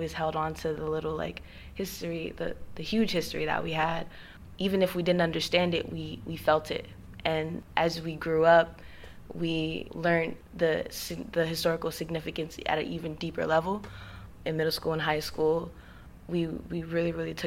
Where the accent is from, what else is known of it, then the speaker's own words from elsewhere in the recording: Eatonville, Florida, United States; growing up in Eatonville